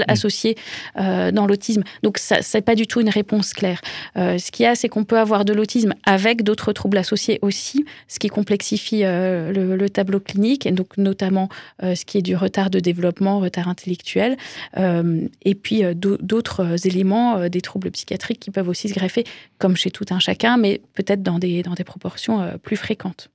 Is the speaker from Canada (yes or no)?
no; France; chez nous en France